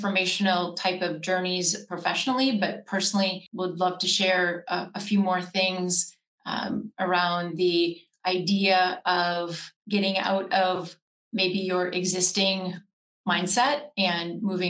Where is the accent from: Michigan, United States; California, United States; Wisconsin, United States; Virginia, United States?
Wisconsin, United States; now in Los Angeles, United States; I grew up in Wisconsin in a small town and came out with some really great, I'll say, Midwest values.